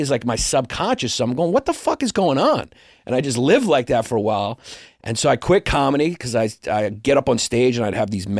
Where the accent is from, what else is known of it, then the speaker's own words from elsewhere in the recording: New York City, New York, United States; I grew up in Brooklyn, New York, Greek American.